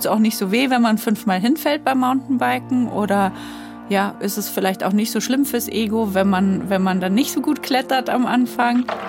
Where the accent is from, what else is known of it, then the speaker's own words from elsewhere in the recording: Bamberg, Bavaria, Germany; moved away; ich bin ja in Bamberg aufgewachsen